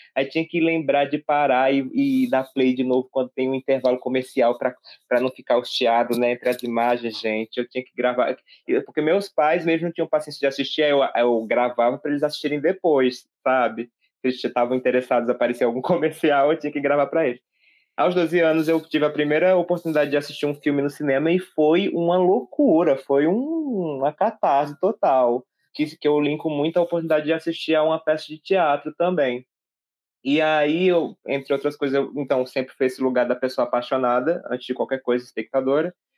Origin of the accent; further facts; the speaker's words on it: Santana do Ipanema, Alagoas, Brazil; eu sou natural de Santana do Ipanema, to, todos nós estamos falando aqui de Alagoas, de Maceió, da capital, no caso, mas sou natural dessa cidade que fica no sertão, aqui de Alagoas